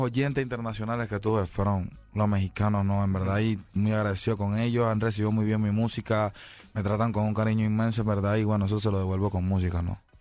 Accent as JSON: {"language": "Spanish", "country": "Panama", "said": "fueron cinco años en mi país"}